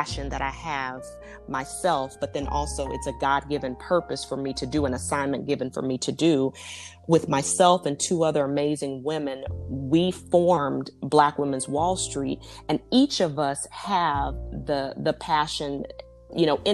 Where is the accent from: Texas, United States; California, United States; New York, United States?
Texas, United States; Dallas; I'm from Dallas, Texas.